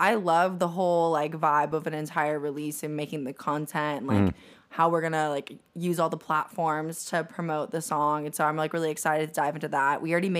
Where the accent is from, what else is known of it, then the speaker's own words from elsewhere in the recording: Ocala, Florida, United States; I'm from Central Florida, so it's called Ocala.